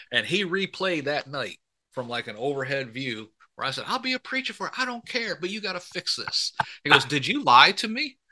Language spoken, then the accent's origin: English; Michigan, United States; I grew up in Michigan